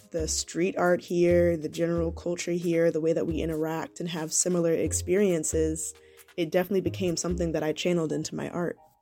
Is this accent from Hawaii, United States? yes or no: no; Atlanta, Georgia, United States; also born or lived in Savannah; I was born in Atlanta, and I've lived here all my life